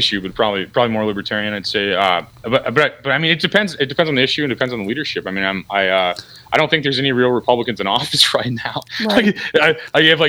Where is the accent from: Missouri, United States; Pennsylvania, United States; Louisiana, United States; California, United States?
Missouri, United States; O'Fallon; I'm from O'Fallon originally.